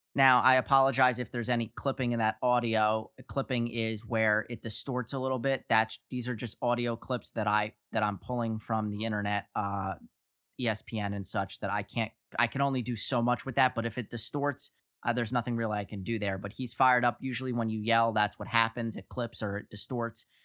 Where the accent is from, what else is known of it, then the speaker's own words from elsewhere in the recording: Northeast, United States; I'm from the Northeast